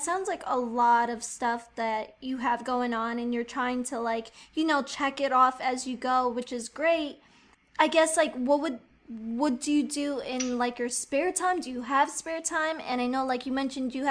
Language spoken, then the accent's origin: English; New York, United States; I'm like from New York